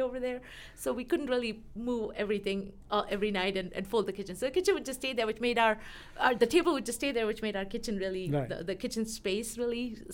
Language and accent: English; Mumbai, Maharashtra, India; moved away as an adult; also born or lived in Pittsburgh; now in Colorado, United States; back when we grew up in Mumbai